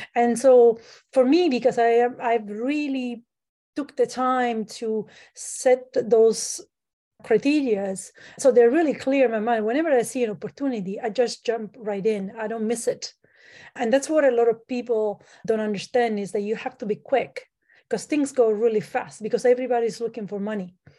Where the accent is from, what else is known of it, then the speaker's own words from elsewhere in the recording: Italy; now in Canada; I'm from Italy. I grew up in Italy